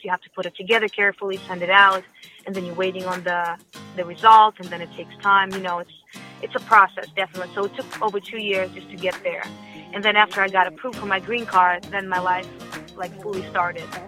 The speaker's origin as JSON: {"language": "English", "country": "Russia", "tie": "born or raised there", "second_language": "English", "moved": "yes", "said": "I was born in Russia"}